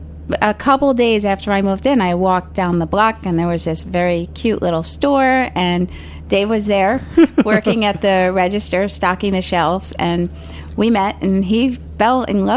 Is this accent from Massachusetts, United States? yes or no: no; New York City, New York, United States; Well, I actually grew up in Staten Island, and it was all Italian.